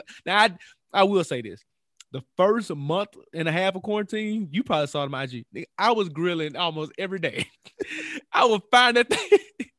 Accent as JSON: {"language": "English", "town": "Memphis", "region": "Tennessee", "country": "United States", "said": "You know, I'm from Memphis. We don't ever grilling season really ain't ever over."}